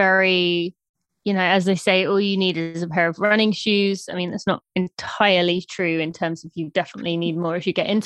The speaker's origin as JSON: {"language": "English", "country": "United Kingdom", "moved": "as an adult", "lives_now": "United States", "said": "I am from the UK, from just north of London. I moved to America when I was 18 on a track and field cross country scholarship"}